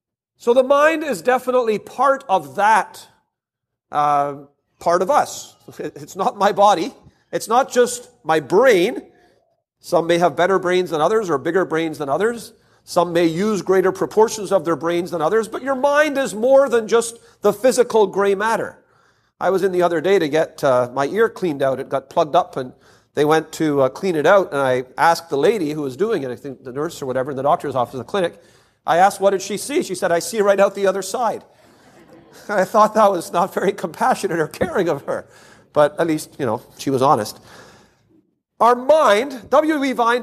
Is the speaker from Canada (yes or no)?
yes; Canada; Now, I'm from Canada, but I don't think we're that much different than the U.S. in this respect.